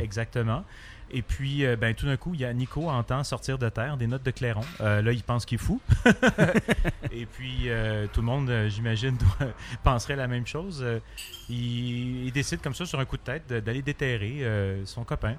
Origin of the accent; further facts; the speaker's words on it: Montreal, Quebec, Canada; je viens de Montréal